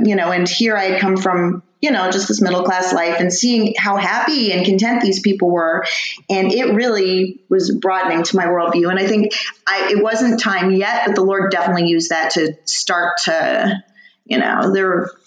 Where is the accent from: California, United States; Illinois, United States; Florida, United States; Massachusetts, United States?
California, United States; Tustin; Tustin, and my parents still actually live there. Yeah, so Orange County, right in the middle of Orange County